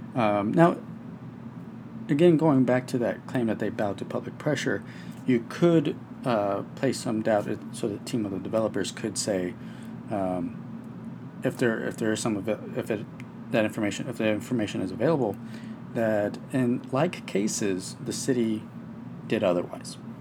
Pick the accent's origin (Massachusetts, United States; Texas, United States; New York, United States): Texas, United States; my home state of Texas